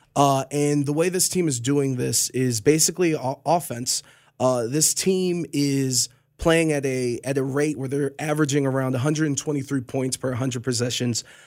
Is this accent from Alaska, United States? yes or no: no; Cleveland, Ohio, United States; I'm from Cleveland